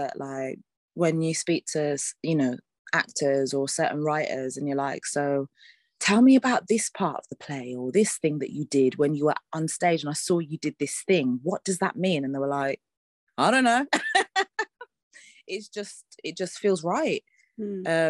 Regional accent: Birmingham, West Midlands, United Kingdom; I am Brummie through and through. So, yeah, the community network there in terms of the arts is, like, it's a proper lifeline for a lot of people. And yeah, like, there were so many opportunities for me as a young person

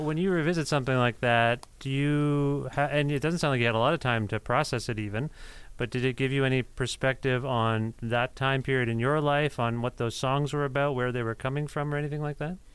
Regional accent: Cambridge, Ontario, Canada; moved away as an adult; now in Guelph, Canada; I'm from uh, just outside of Guelph, Cambridge.

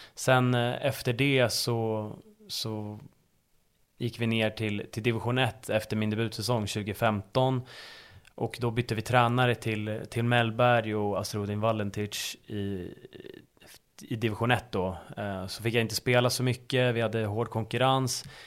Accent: Stockholm, Stockholm County, Sweden; moved away as an adult; now in Uppsala, Sweden; jag är uppväxt på, på Östermalm i, i Stockholm

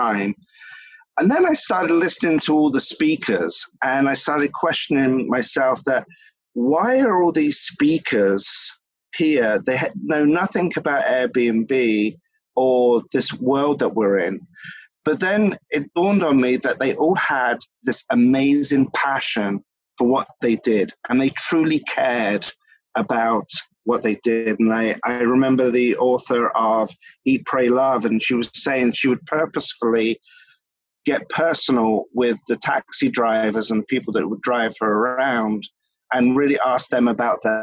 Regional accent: England, United Kingdom; moved away as an adult; now in Philadelphia, United States; Ever since I was a child, I grew up in England, and my parents were in the hospitality industry

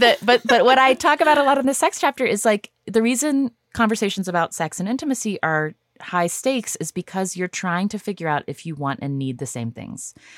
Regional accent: United States; I'm an American

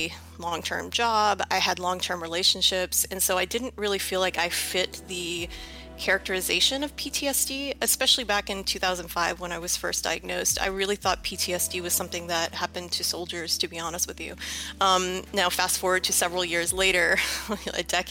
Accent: New Orleans, Louisiana, United States; I'm from New Orleans, Louisiana.

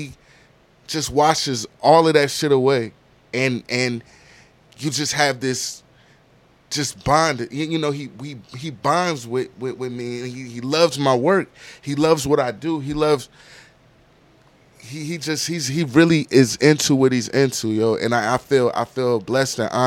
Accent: Virginia, United States; moved away as an adult; also born or lived in Landstuhl, Germany / New Jersey; now in Atlanta, United States; I'm from Virginia

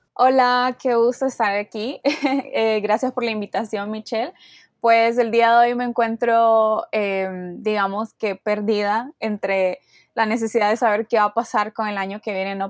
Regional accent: Honduras; soy de Honduras, tengo 21 años

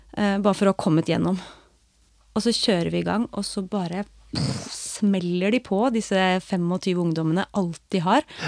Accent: Skien, Telemark, Norway; her hjemme i Skien

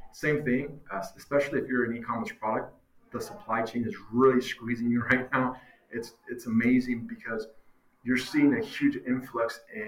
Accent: Long Beach, California, United States; I'm from Long Beach, California

